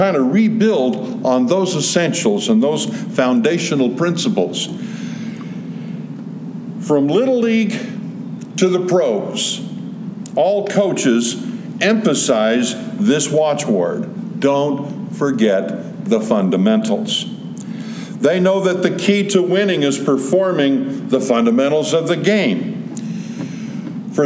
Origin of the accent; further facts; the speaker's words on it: Southern California, United States; For those of us who were born and raised in Southern California